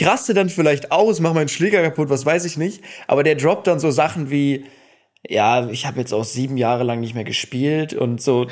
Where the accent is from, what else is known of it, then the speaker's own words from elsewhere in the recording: Cologne, North Rhine-Westphalia, Germany; ich komme ja auch aus Köln